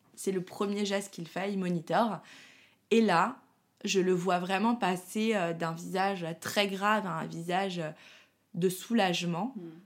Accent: Paris, Île-de-France, France; moi, je suis parisienne

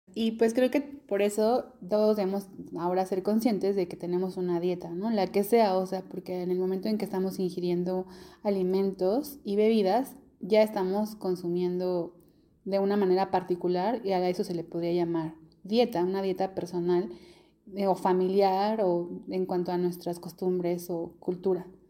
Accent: Mexico; las personas que somos mexicanas y mexicanos

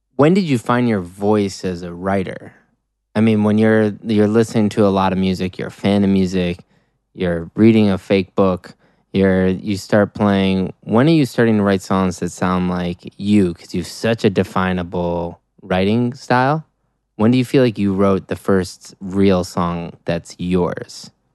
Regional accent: Deerfield, Illinois, United States; I grew up in the eighties and nineties in Chicago

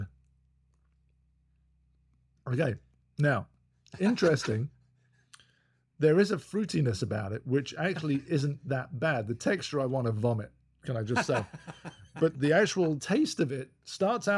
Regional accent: London, United Kingdom; We're two Brits who grew up in North London

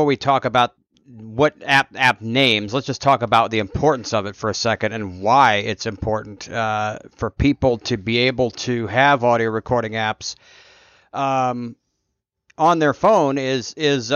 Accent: Nebraska, United States; I was born in Nebraska

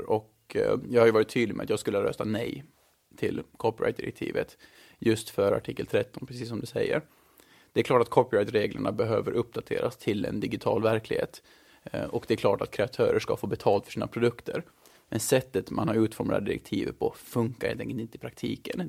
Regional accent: Mariehamn, Åland Islands; moved away as an adult; also born or lived in Stockholm; now in Brussels, Belgium; Jag är född och uppvuxen i Mariehamn

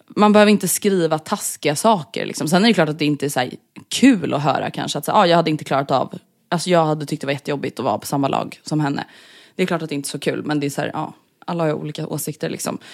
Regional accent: Stockholm, Stockholm County, Sweden

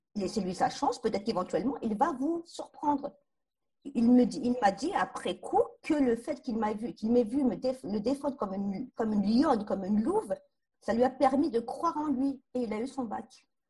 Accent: Bourges, Centre-Val de Loire, France; Je suis née à Bourges, scolarisée à l'école de la République

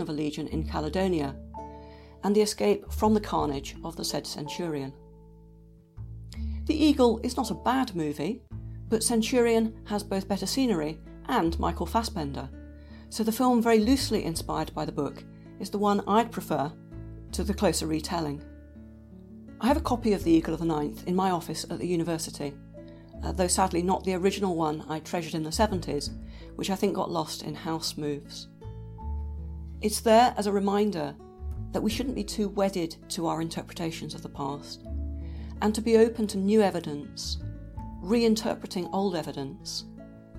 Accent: Dorchester, South West England, United Kingdom; growing up in Durnoveria, the Roman town of Dorchester in Dorset

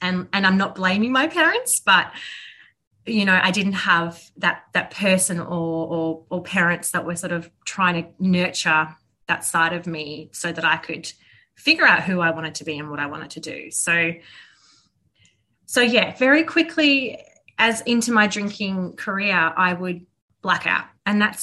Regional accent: Melbourne, Victoria, Australia; I grew up in Bayside in Melbourne, which is a beautiful part of Victoria

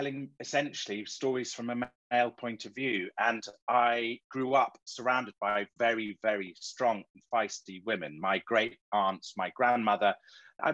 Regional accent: Marlow, South East England, United Kingdom; Marlow, which is my hometown where I live

